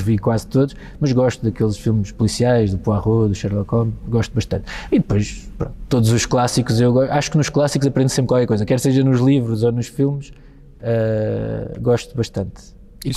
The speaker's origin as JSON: {"language": "Portuguese", "town": "Almada", "region": "Lisbon", "country": "Portugal", "tie": "born or raised there", "said": "não penso na minha terra, ou seja, não penso em Almada"}